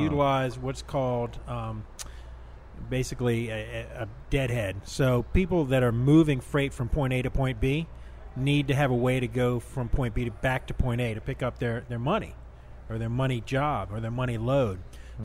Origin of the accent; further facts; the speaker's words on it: New Orleans, Louisiana, United States; growing up in New Orleans and going to school in New Orleans